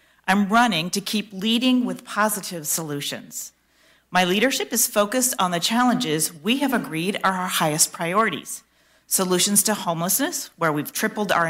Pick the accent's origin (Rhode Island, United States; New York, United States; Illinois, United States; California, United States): California, United States; Bay Area; moved away as an adult; now in Nevada County, United States; I grew up in the Bay Area in a household of teachers, relocated here in 2005